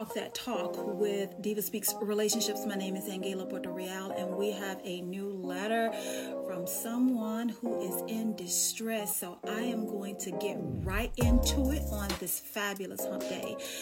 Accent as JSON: {"language": "English", "town": "Dallas", "region": "Texas", "country": "United States", "also_born_or_lived": "Charlotte", "said": "I'm from Dallas"}